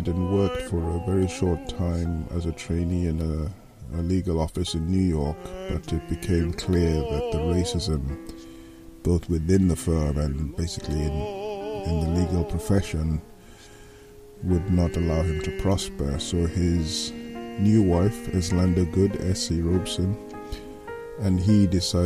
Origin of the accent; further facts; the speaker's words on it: Nigeria; now in Liverpool, United Kingdom; I'm a Nigerian. I live in Liverpool in England, where I've lived since 1989.